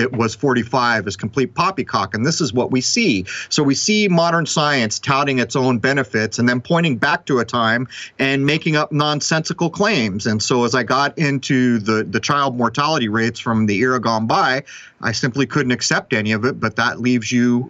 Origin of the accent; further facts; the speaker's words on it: San Diego, California, United States; growing up in San Diego